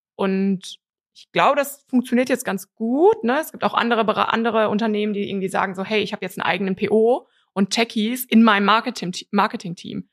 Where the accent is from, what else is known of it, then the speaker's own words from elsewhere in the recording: Cologne, North Rhine-Westphalia, Germany; bin aus Köln